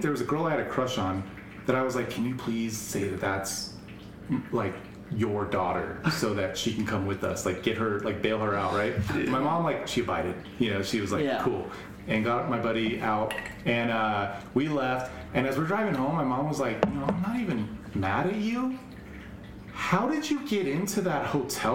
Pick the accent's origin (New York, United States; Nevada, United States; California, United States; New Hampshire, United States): Nevada, United States; Las Vegas; growing up in Vegas.